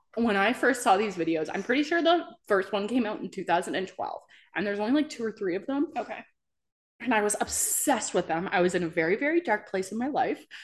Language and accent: English; New Brunswick, Canada; moved away; I'm from New Brunswick, and that's where I went to college and school and everything